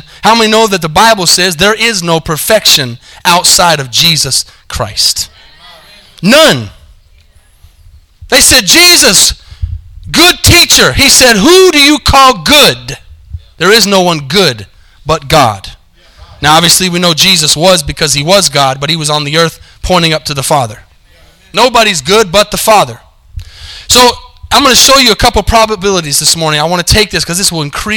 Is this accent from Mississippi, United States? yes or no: no; Arizona, United States; now in Denton, United States; I'm from Arizona, and I'm a University of Arizona fan